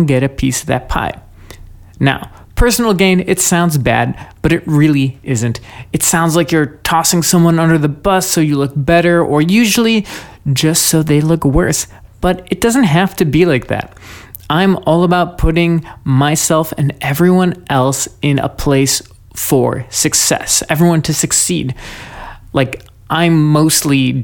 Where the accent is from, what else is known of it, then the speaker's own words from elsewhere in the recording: United States; I'm an American. I was born here